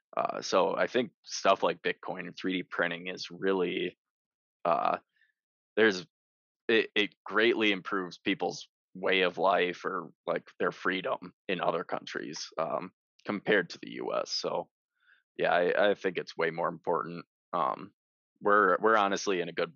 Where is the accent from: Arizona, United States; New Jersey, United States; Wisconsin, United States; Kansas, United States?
Wisconsin, United States; I grew up in Wisconsin